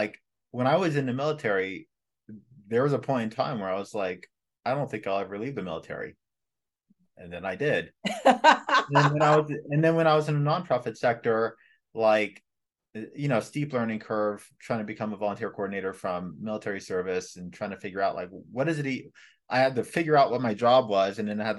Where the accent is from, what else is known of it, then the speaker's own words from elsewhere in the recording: Los Angeles, California, United States; being born and raised in Los Angeles in the late 80s and 90s, living in a Black community, living through the Los Angeles riots